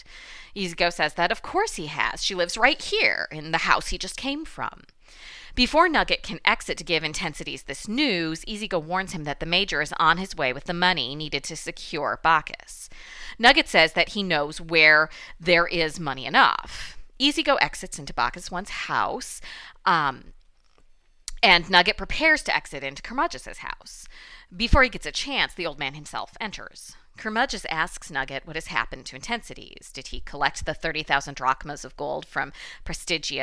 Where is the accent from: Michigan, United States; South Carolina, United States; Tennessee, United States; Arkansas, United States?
Michigan, United States; accent: Midwestern Michigan; my Midwestern Michigan accent